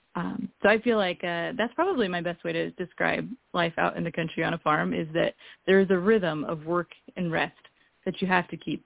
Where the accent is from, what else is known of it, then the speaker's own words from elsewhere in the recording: Eastern Washington, United States; I grew up in Eastern Washington